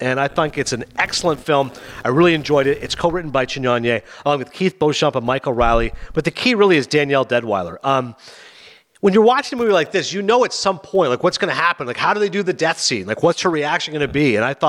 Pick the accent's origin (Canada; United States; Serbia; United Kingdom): Canada; maybe I don't know anything just because I'm Canadian